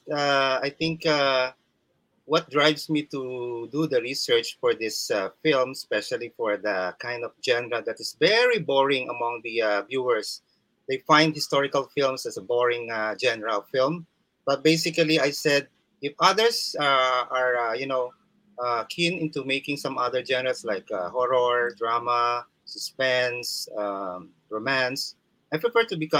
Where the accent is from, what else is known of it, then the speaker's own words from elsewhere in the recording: Samar, Eastern Visayas, Philippines; So yours truly is a Filipino, Warainon. Of course, I was born in Samar